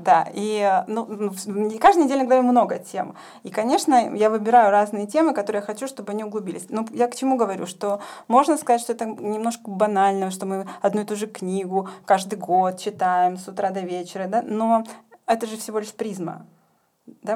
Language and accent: Russian; Ukraine; moved away as an adult; also born or lived in Saint Petersburg, Russia / Jerusalem, Israel; now in Germany; я родилась и выросла на Украине. Последние 15 лет я жила и работала в Петербурге. Сейчас я учусь в Германии